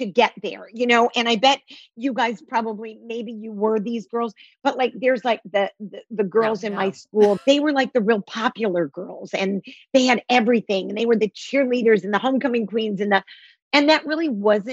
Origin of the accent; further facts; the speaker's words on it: Detroit, Michigan, United States; moved away; I was raised in Detroit